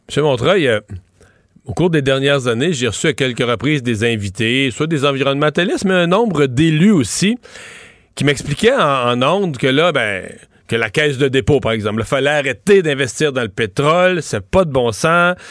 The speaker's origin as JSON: {"language": "French", "area": "Lower St. Lawrence", "region": "Quebec", "country": "Canada", "said": "dans mon coin de pays, dans le bas du fleuve"}